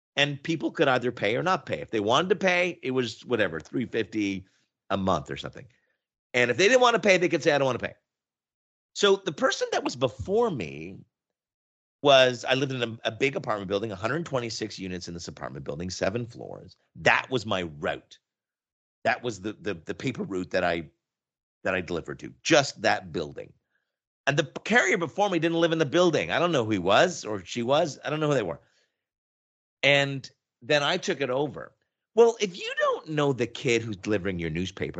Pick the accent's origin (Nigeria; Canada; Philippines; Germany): Canada; Oshawa, Ontario; moved away as an adult; also born or lived in Montreal, Quebec; now in Toronto, Canada; for the most part, I grew up in Oshawa, Ontario